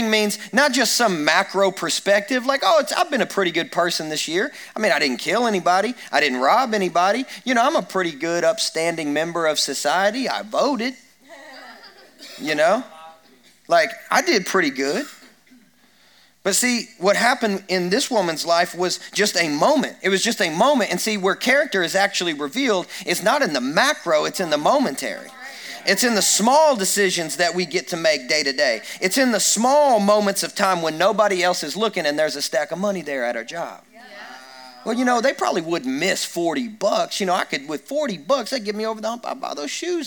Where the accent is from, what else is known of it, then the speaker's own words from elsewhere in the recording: Kentucky, United States; I grew up in Kentucky and where people shoot and hunt and fish and they do lots of things